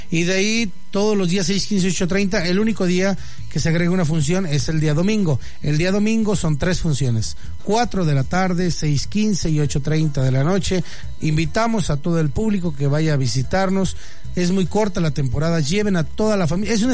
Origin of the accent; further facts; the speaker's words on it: Venezuela; now in León, Mexico; pues vengo de Venezuela y por primera vez estoy aquí en León, que es muy bonito